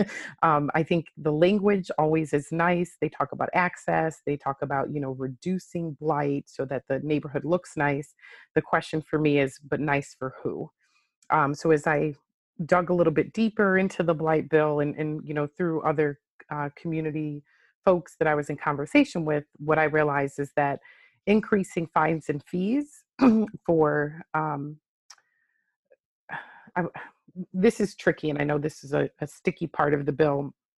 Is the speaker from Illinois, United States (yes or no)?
yes; Chicago, Illinois, United States; moved away as an adult; now in Delaware, United States; I am originally from Chicago. uh, born and raised